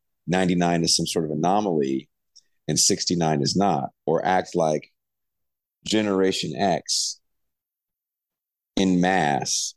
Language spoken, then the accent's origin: English; the Bay Area, California, United States; I'm from the Bay